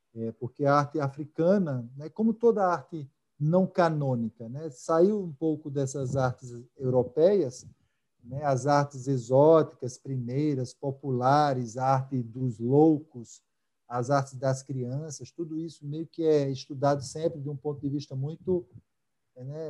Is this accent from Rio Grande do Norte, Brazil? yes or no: yes; Natal, Rio Grande do Norte, Brazil; moved away as an adult; also born or lived in Rio de Janeiro; eu sou natalense, né, eu morei muito tempo fora, mas sou daqui, e cresci